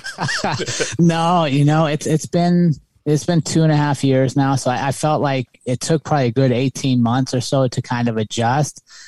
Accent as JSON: {"language": "English", "country": "United States", "tie": "born or raised there", "also_born_or_lived": "Colorado", "moved": "yes", "said": "I'm a city kid. I grew up outside of Washington, D C"}